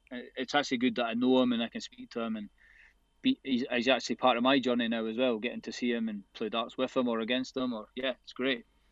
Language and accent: English; Arbroath, Scotland, United Kingdom; my grandparents owned a, a boozer in, in my hometown in Arbroath, so my whole life growing up